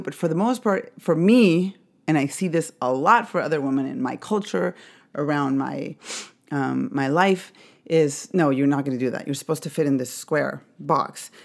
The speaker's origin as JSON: {"language": "English", "region": "Mexico City", "country": "Mexico", "tie": "born or raised there", "said": "I grew up in Mexico City"}